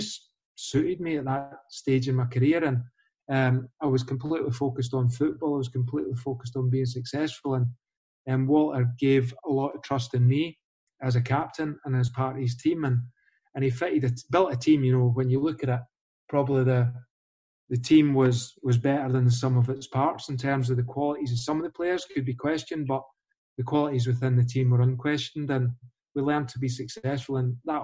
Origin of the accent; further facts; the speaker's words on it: Falkirk, Scotland, United Kingdom; I'm from Falkirk